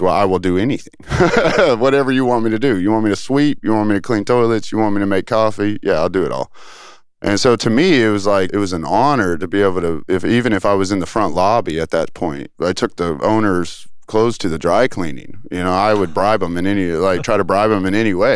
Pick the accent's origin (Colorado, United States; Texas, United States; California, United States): Texas, United States; Tyler; also born or lived in Dallas, Texas / Flower Mound, Texas; now in Austin, United States; I went to high school in Tyler, Texas